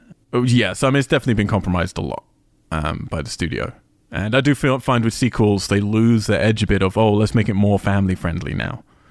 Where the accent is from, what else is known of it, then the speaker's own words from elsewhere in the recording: United Kingdom; I'm British